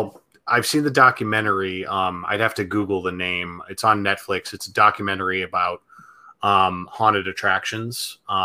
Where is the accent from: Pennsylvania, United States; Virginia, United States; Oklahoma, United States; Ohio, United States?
Ohio, United States; Central; now in Los Angeles, United States; Where I grew up in Ohio